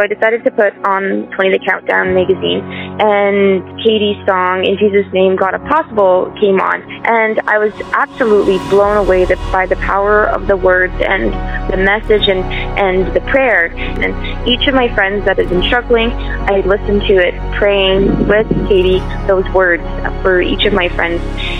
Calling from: Ontario, Canada; I'm calling from Ontario, Canada.

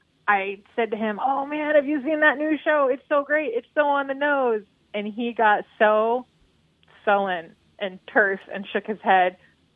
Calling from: Oregon, United States; Oregon, please.

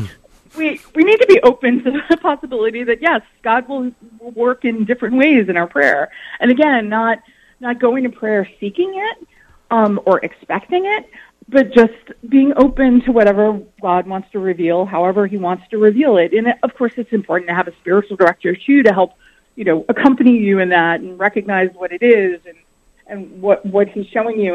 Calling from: New York City, New York, United States; I'm calling from New York City

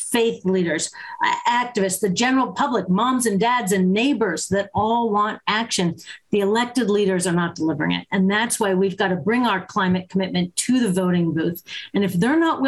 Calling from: Berkeley, California, United States; I'm calling in from Berkeley, California.

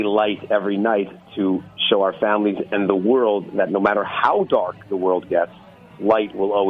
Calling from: Surfside, Florida, United States; I'm calling from Surfside.

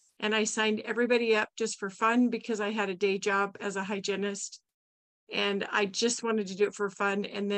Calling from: Dayton, Nevada, United States; I'm from Nevada, Carson City, actually Dayton, east of Carson City, Nevada.

